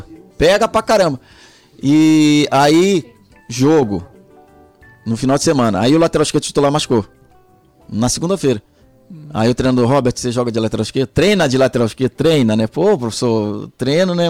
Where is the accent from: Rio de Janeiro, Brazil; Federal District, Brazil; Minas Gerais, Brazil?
Rio de Janeiro, Brazil; also born or lived in Salvador, Bahia / São Paulo; Eu nasci em Salvador, na Bahia, sou soteropolitano, com muita honra, orgulho, baiano, minha família é baiana. E, e aí, quando eu tinha dois anos de idade, minha mãe foi morar no Rio de Janeiro